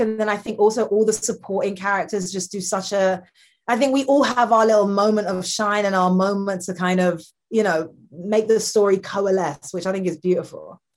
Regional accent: London, United Kingdom; I'm from London

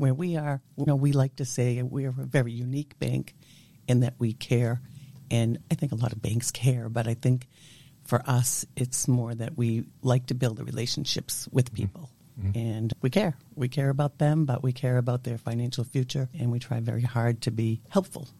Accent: Natick, Massachusetts, United States; also born or lived in Waltham, Massachusetts; I grew up until I was 11 year old, 11 years old, yes, mm-hmm. in the city of Waltham.

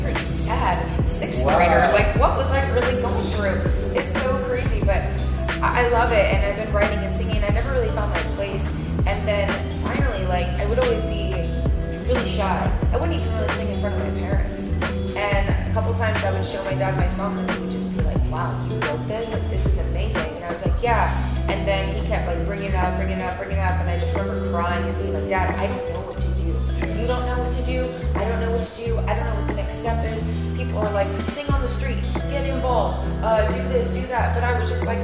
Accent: Olathe, Kansas, United States; also born or lived in New Jersey / Brooklyn, New York; now in New York, United States; I was born in Jersey and moved to Kansas when I was 5.

